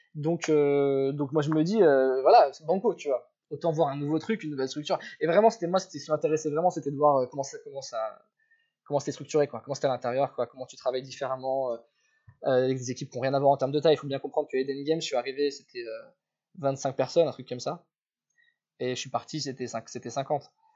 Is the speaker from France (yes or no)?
yes; Paris, Île-de-France, France; je suis parisien à la base